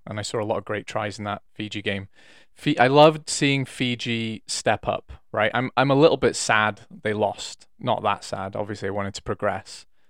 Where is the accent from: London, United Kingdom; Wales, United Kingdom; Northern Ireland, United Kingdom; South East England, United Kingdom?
Wales, United Kingdom; I'm Welsh